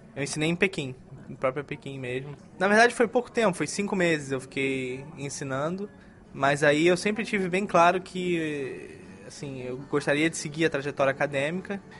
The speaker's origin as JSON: {"language": "Portuguese", "region": "Rio de Janeiro", "country": "Brazil", "tie": "born or raised there", "also_born_or_lived": "United States", "moved": "as an adult", "lives_now": "China", "said": "Cresci toda a minha vida no Rio de Janeiro"}